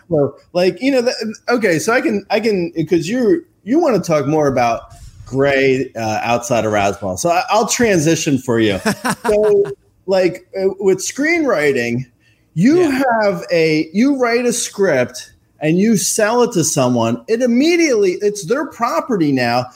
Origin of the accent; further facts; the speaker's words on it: Union County, New Jersey, United States; I grew up in um, a little uh, county called Union